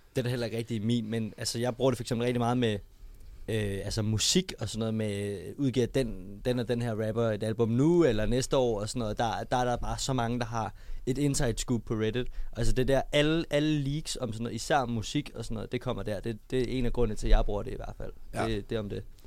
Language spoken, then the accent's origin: Danish; Copenhagen, Capital Region of Denmark, Denmark; jeg kommer sådan der som rigtig københavner